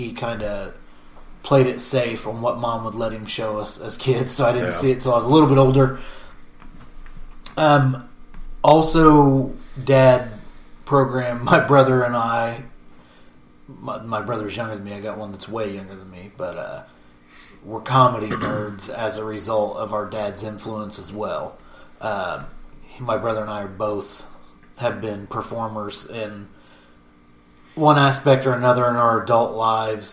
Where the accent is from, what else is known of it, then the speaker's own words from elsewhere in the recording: Matthews, Indiana, United States; I'm from Grant County in Indiana, around Matthews, Indiana. Population when I was growing up was 1,100